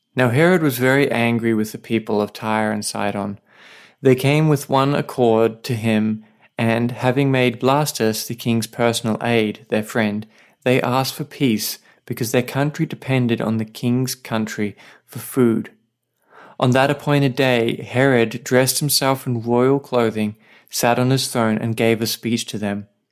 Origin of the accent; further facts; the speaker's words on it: Australia; now in Saipan, Northern Mariana Islands; I'm an Aussie writer and pastor living with my wife on a tiny island called Saipan